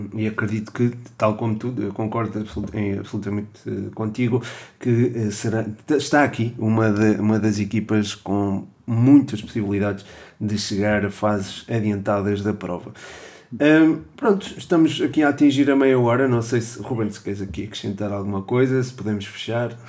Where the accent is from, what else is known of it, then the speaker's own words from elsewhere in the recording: Portugal; Também como português